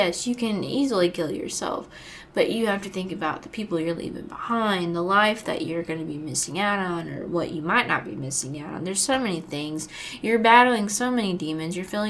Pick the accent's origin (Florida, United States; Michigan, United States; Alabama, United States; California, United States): Florida, United States; I do, because obviously I'm from Florida